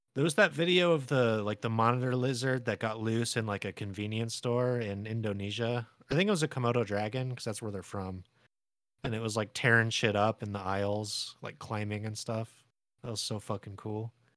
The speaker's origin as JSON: {"language": "English", "town": "San Diego", "region": "California", "country": "United States", "tie": "born or raised there", "said": "I was born in San Diego"}